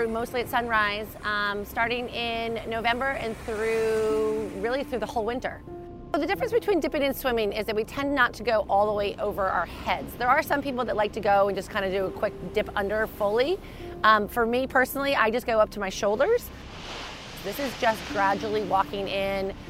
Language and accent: English; Narragansett, Rhode Island, United States; also born or lived in South Kingstown, Rhode Island; I'm from South Kingston, Rhode Island, grew up in Narragansett